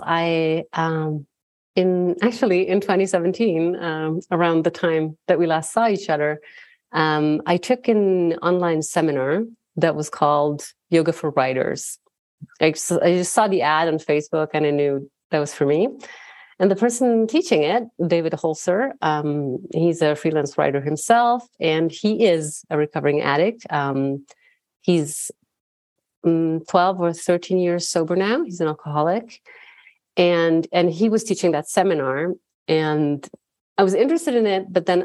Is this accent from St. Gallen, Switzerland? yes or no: no; Bern, Switzerland; I was born and raised in Bern, in the Swiss capital.